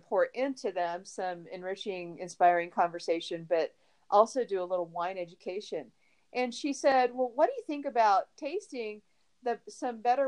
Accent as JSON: {"language": "English", "region": "Texas", "country": "United States", "tie": "born or raised there", "also_born_or_lived": "Austin, Texas", "moved": "yes", "lives_now": "Colorado Springs, United States", "said": "I'm from Texas, and you know, margaritas were just a way of life when I was growing up"}